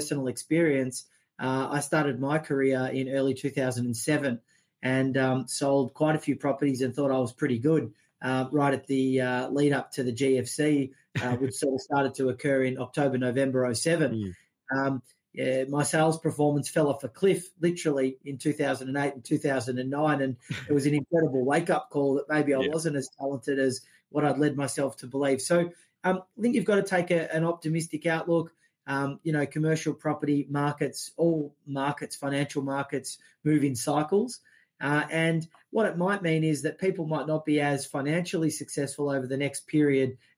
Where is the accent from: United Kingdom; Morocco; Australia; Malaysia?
Australia; as an Australian